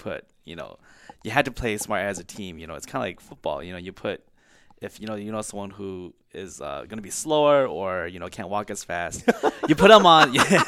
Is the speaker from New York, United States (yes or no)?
no; Brooklyn Park, Minnesota, United States; also born or lived in California; I was born in California. I came here, uh, when I was three with my parents, uh, moved to North Minneapolis and then kinda settled in Brooklyn Park